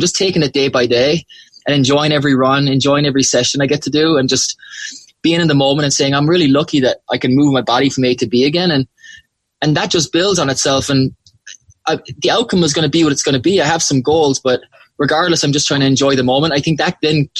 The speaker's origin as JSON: {"language": "English", "town": "Macroom", "region": "Munster", "country": "Ireland", "tie": "born or raised there", "said": "I grew up loving out in Macroom"}